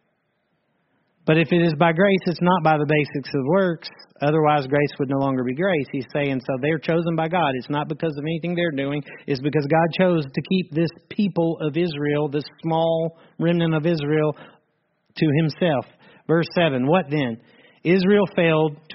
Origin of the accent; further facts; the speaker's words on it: Ireland; I'm an Irish part of the church